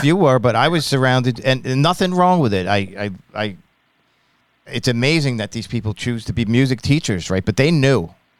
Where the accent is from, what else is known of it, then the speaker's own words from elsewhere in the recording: Long Island, New York, United States; also born or lived in Ithaca, New York; I'm from Long Island, New York.